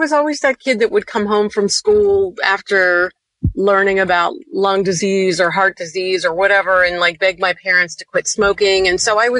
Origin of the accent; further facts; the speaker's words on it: Youngstown, Ohio, United States; moved away as an adult; also born or lived in Cincinnati, Ohio; I am from Youngstown, Ohio originally